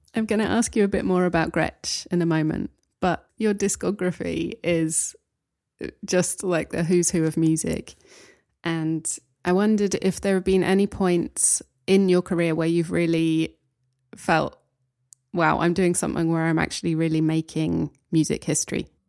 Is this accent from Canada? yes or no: no; United Kingdom; now in Germany; I'm in Germany, yeah. I'm a Brit in Germany.